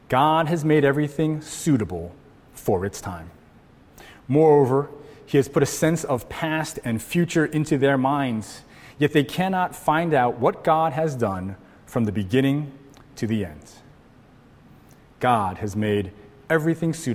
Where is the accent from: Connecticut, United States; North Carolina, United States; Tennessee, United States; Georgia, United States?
Connecticut, United States; now in Hawaii, United States; I grew up in Connecticut